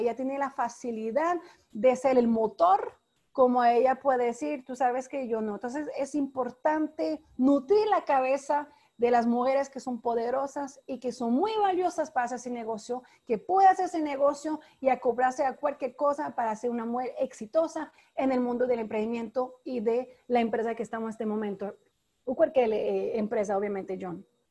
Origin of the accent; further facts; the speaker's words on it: France; moved away as an adult; now in Panama; Yo soy francesa. Llegué en tu país, en Panamá